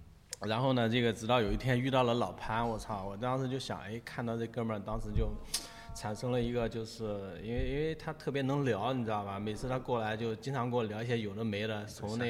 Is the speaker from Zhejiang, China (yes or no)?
yes; Hangzhou, Zhejiang, China; 瞎说，我是真杭州人，